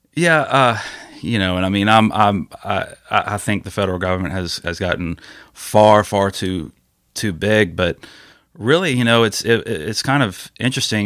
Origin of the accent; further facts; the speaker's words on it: Ocean Springs, Mississippi, United States; I'm from Ocean Springs